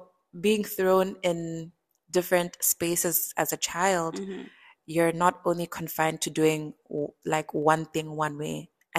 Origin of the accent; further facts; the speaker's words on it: Botswana; So I would say I was raised in Botswana.